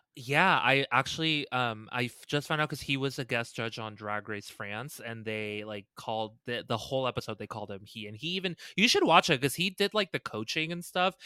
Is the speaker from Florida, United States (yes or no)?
no; Las Vegas, Nevada, United States; we grew up, obviously, in a side of town where there were a lotta, like, bunnies and it was very open. Vegas is obviously very civilized